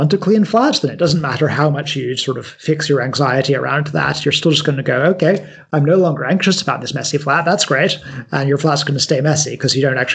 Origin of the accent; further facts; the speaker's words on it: United Kingdom; although I'm quite British, I am also half American. So like I'm a I'm a weird third culture kid where my background doesn't quite make sense to ever to anyone.